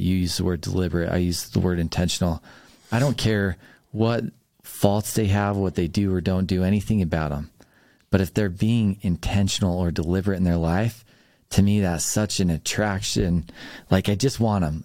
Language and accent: English; Logan, Utah, United States; being from Logan, my parents grew up in Logan. I was born in Logan